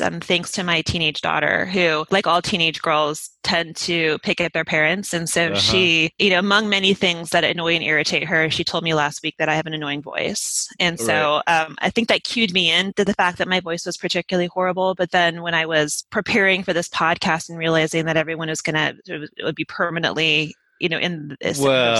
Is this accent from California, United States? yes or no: no; Utah, United States; accent: Utah; That's what I like to tell people when they call me out of my Utah accent.